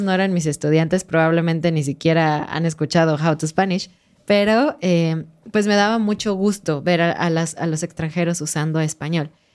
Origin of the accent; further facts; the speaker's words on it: Mexico; como mexicanos dejábamos nuestra toalla para decir, este lugar está ocupado